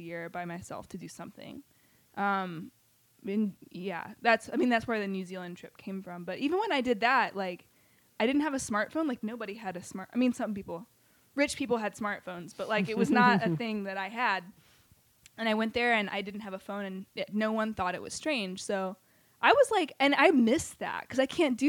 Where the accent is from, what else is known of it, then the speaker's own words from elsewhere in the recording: the South, United States; being a Southerner. And I always wanted to leave the South. Like, from, like first grade